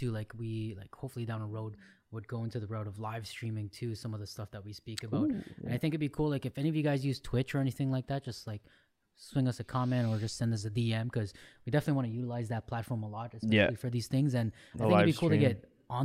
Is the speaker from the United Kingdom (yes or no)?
no; Ottawa, Ontario, Canada; we're from Ottawa.